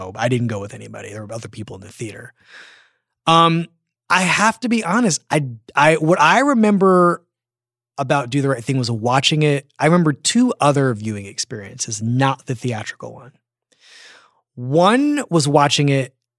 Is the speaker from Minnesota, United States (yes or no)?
no; Philadelphia, Pennsylvania, United States; I grew up in Philadelphia